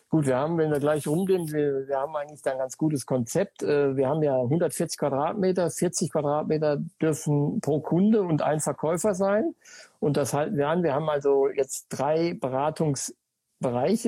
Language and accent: German; Sauerland, North Rhine-Westphalia, Germany; Ich komme aus dem Ort, gebürtig im Sauerland